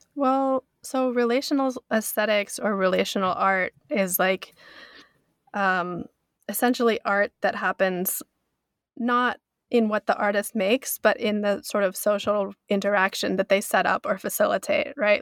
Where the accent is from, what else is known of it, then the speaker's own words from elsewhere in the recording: North Bend, Washington, United States; moved away as an adult; also born or lived in New York; now in Yamanaka, Japan; my hometown too, North Bend, Washington